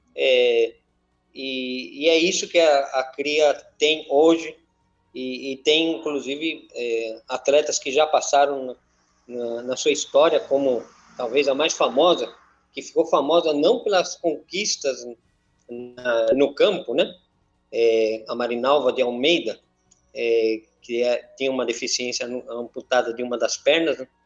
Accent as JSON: {"language": "Portuguese", "town": "Madrid", "region": "Community of Madrid", "country": "Spain", "moved": "yes", "lives_now": "Itu, Brazil", "said": "eu sou espanhol, sou de Madrid"}